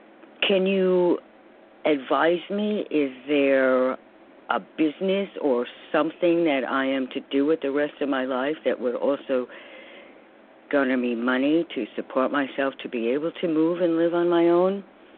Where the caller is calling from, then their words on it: New York, United States; I'm calling from New York also.